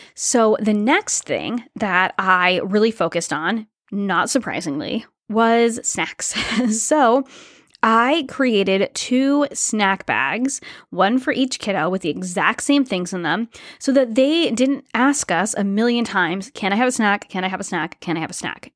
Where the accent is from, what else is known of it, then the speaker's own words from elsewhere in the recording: Rhode Island, United States; moved away; also born or lived in Toronto, Canada; my home state, Rhode Island